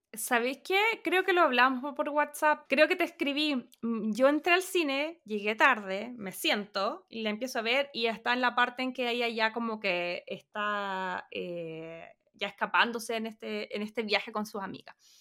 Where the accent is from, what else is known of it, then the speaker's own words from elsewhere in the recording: Chile; moved away; mi imagen desde Chile, yo con, no sé, 12, 13, 14 años